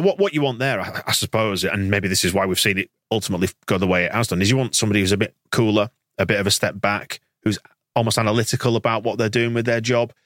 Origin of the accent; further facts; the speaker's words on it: Yorkshire and the Humber, United Kingdom; I'm from Yorkshire